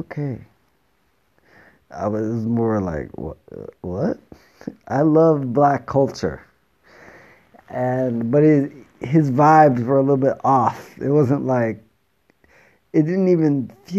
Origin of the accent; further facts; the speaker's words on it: Jamaica; now in Itoshima, Japan; I'm Jamaican